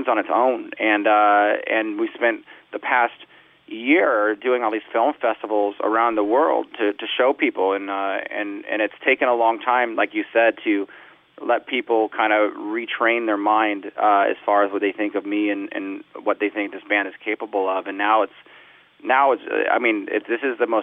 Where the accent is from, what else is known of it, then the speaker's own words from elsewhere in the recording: Southern California, United States; I grew up in Southern California